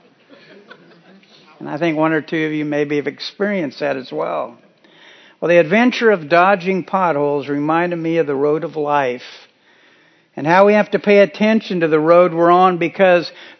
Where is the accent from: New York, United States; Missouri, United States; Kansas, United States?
Kansas, United States; moved away; While visiting my parents in Kansas earlier in June, I was reminded while driving around my hometown